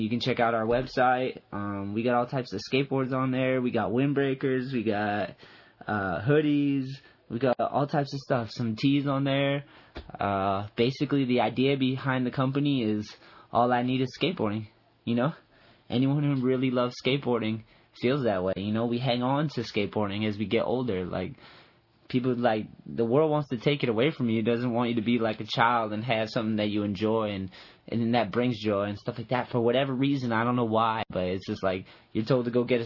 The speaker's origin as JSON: {"language": "English", "region": "East Coast", "country": "United States", "tie": "born or raised there", "said": "I grew up on the East Coast, and I went to California"}